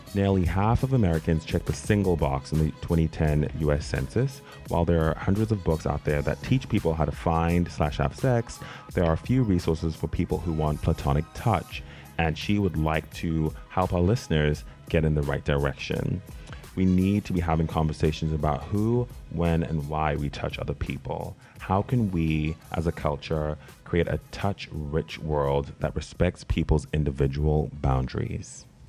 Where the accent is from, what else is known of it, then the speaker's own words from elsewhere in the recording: South Africa; also born or lived in Zimbabwe; now in Los Angeles, United States; I was born in Zimbabwe, grew up in South Africa, and now I live in Los Angeles